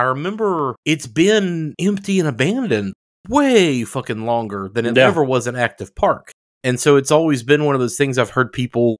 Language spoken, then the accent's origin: English; near New Orleans, Louisiana, United States; I grew up very near New Orleans.